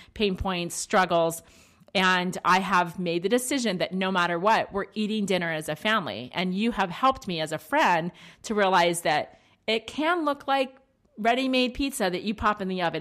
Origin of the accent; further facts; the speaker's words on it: East Coast, United States; we're both from the East Coast